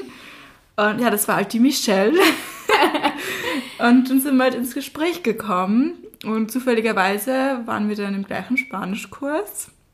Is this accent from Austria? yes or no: yes; Austria; moved away as an adult; now in Passau, Germany; ich komme ja aus Österreich. Deshalb verzeiht es mir, wenn mein Satzbau mal nicht so richtig ist oder ich mal einen Buchstaben weglasse oder in den Dialekt falle.